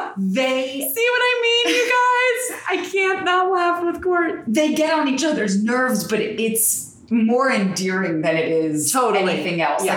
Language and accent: English; New Jersey, United States; I'm from Jersey